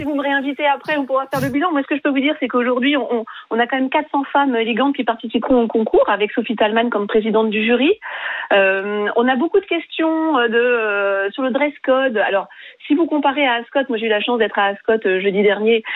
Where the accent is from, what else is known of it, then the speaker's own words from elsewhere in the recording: Île-de-France, France; j'ai grandi en Ile-de-France